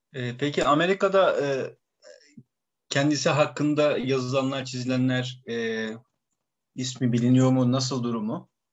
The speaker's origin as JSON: {"language": "Turkish", "region": "Bursa", "country": "Turkey", "said": "biz hani belki Bursalıyız"}